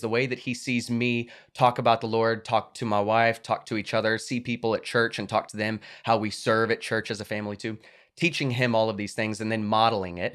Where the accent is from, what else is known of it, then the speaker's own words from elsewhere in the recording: United States; my right as an American